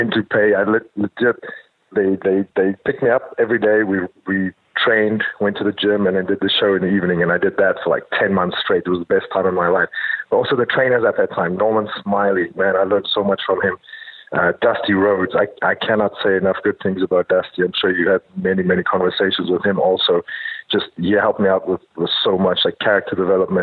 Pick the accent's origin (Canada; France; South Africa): South Africa; moved away as an adult; growing up in South Africa